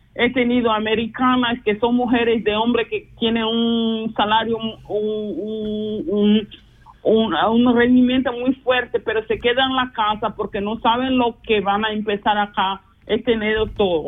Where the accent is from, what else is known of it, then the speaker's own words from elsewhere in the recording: Luanda, Luanda Province, Angola; Spanish is a second language; moved away as an adult; now in Basel, Switzerland; yo soy de Angola, eh, vivo ahora hace casi, no casi, 24 años en Suiza, siempre región de Basilea